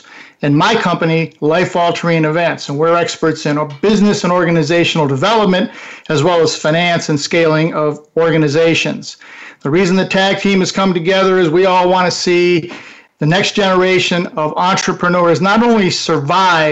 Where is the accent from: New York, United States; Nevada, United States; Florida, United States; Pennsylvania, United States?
New York, United States; I'm a New Yorker. I'm an Italian. I grew up in New York